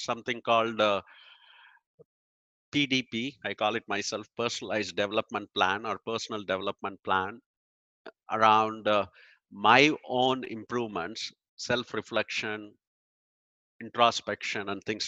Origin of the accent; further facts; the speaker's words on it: India; moved away as an adult; now in United States; I grew up in India and I moved here in 2000.